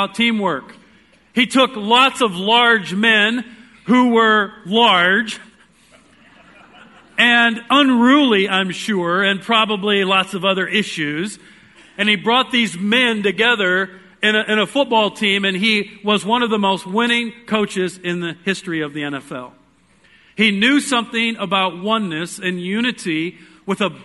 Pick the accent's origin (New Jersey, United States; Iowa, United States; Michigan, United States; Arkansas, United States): Iowa, United States; I am from Iowa.